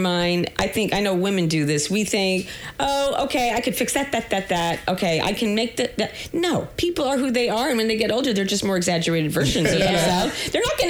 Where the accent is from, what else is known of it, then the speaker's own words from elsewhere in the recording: New York City, New York, United States; I'm like a borough rat. I'm from Queens.